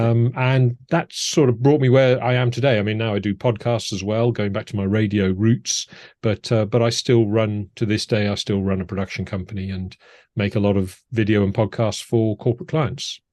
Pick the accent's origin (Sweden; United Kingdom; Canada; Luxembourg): United Kingdom; Cardiff, Wales; moved away as an adult; also born or lived in Edinburgh / America; most of my, um, teenage years and school years were in Cardiff in South